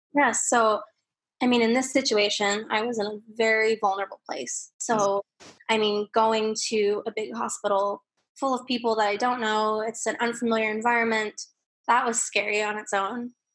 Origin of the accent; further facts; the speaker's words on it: Calgary, Alberta, Canada; now in British Columbia, Canada; I was born in Calgary, Alberta